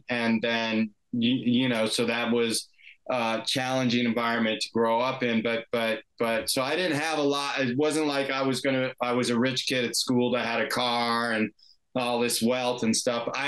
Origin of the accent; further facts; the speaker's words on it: Washington, District of Columbia, United States; moved away as an adult; also born or lived in California; I grew up in Washington, D.C. area, and I went to college in California